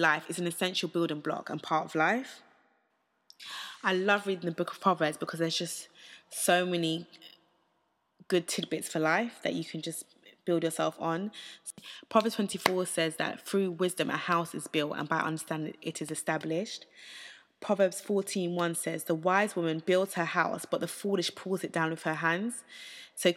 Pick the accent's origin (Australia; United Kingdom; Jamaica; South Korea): United Kingdom; I went to a state school in the UK.